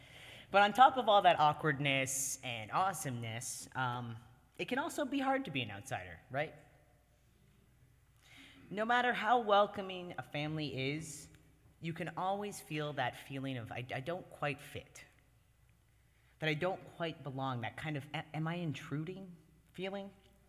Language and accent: English; Canada; now in United States; every single year, at least half a dozen people remember that I'm Canadian and invite me to join their family